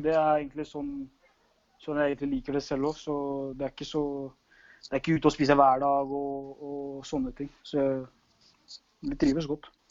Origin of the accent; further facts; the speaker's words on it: Norway; moved away as an adult; also born or lived in Drammen; now in Hungary; hjemme i Norge